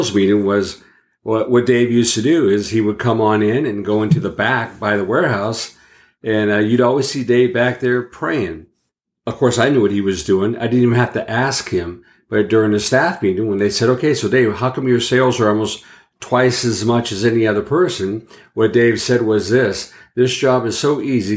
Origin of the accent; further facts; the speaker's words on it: Los Angeles, California, United States; I grew up in Venice Beach, California, and I'm a product of the late 60s, early 70s